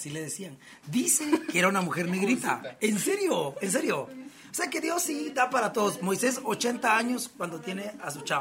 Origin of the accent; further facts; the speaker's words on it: Guatemala; y como buenos guatemalteco nos falta el cafecito con pan